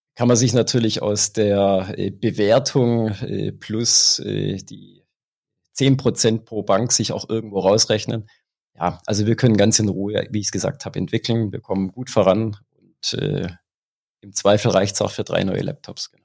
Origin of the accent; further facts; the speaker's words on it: Swabia, Germany; accent: Swabian; Du hörst es am Dialekt und äh, sicherlich ist es auch bei der einen oder anderen Aussage rauszuhören, ich bin Schwabe